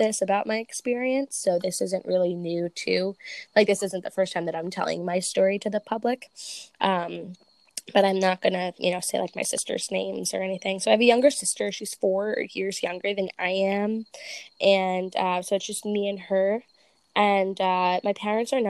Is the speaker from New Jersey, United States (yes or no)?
yes; New Jersey, United States; I'm from Jersey